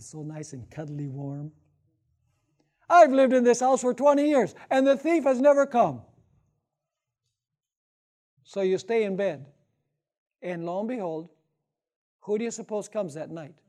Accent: Wisconsin, United States; Actually, I'm from Wisconsin. It gets very cold.

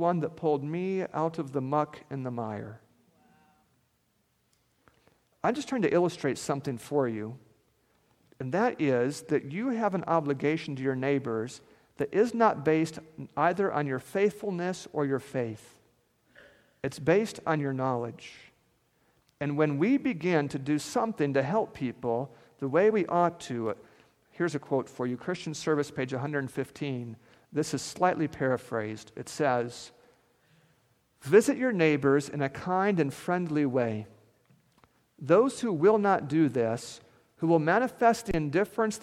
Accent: central Alaska, United States; moved away; I grew up in Alaska, and this feels a lot like Alaska, so it feels a lot like home to me here. And I grew up in between two mountain ranges, the Alaska Range and the Brooks Range.

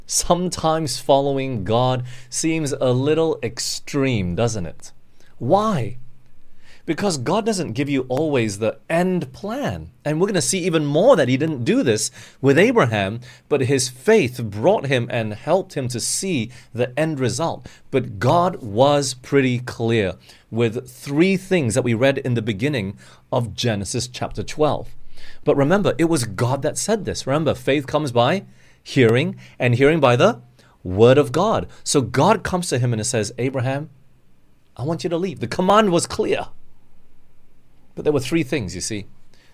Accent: Australia; also born or lived in Singapore / Malaysia / England; I grew up in Australia for 10 years. It's not all my life. I've jumped around. I was born in Singapore. Then we moved to Malaysia for 2 years. And we went to England for 5 years, came back to Malaysia for 6 years.

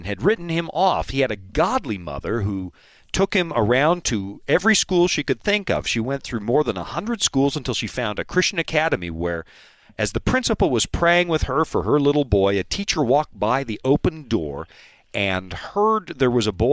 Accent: Canada; Hockey. I'm a Canadian, and so now my attention is riveted, especially on the story.

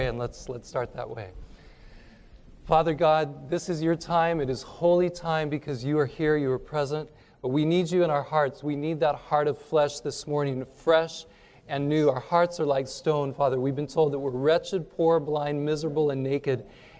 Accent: California, United States; I grew up thinking in California

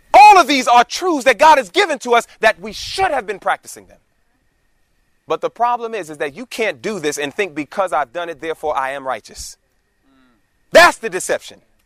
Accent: New York City, New York, United States; moved away as an adult; We were born and raised in New York City, the concrete jungle of New York

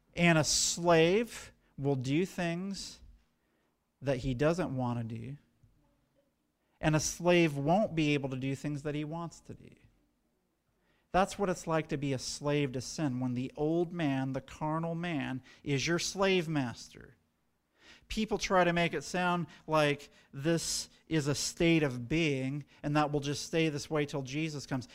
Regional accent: United States; as American Adventists

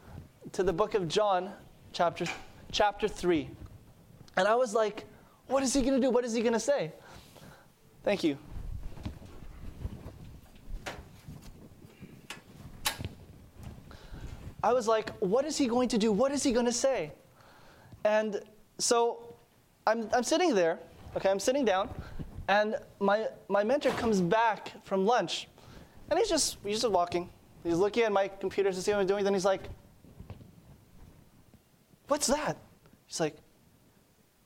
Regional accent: Montreal, Quebec, Canada; moved away; I'm from Montreal.

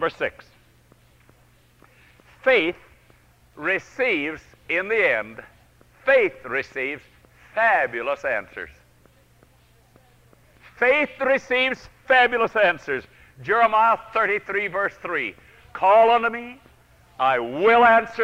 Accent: Lincoln Center, New York, United States; New York. That's my hometown

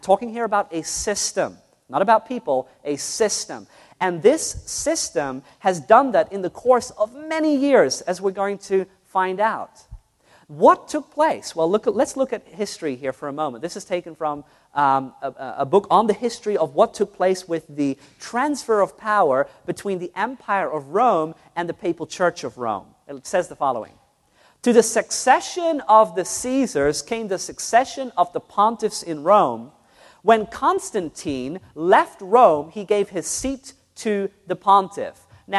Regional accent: New Zealand; also born or lived in Netherlands; My parents were Roman Catholics. All my family were Roman Catholics. I grew up in New Zealand and in Holland, so I know very much about this system and about this religion.

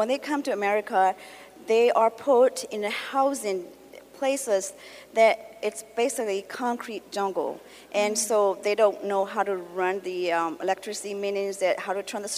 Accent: Myanmar; now in United States; I am originally from Burma, and I can speak Korean and Burmese.

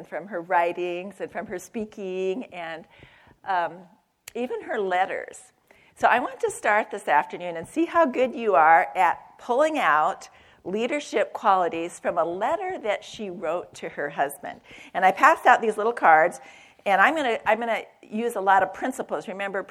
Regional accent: Spokane, Washington, United States; now in Tacoma, United States; I was born here in Spokane

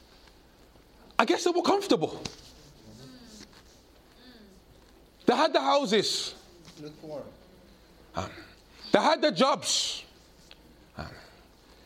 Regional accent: United Kingdom; I grew up in a British home. But my grandparents emigrated from Jamaica. And even though I'm very British

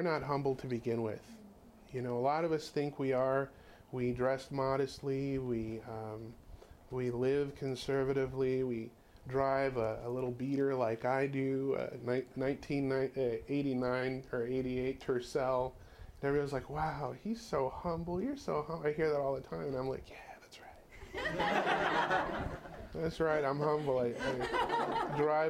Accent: California, United States; we're from California

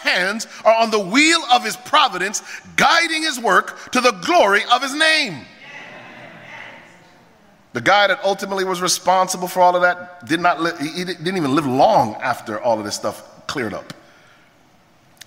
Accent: Jamaica; I'm Jamaican

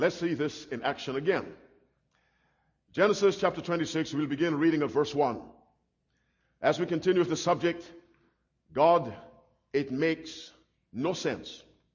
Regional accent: Barbados; when I was a little boy growing up in Barbados

